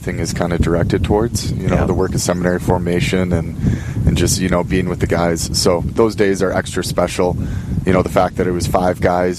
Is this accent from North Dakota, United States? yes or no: yes; Bismarck, North Dakota, United States; I was born and raised in Bismarck, North Dakota.